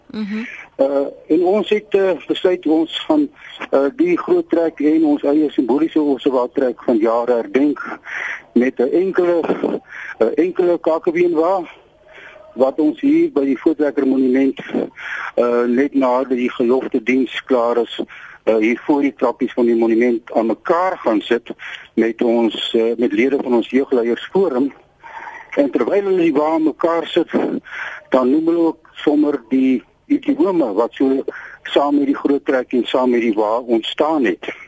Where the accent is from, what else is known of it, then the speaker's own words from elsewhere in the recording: South Africa; ons is almal Suid-Afrikaners, ons is almal trots op hierdie land.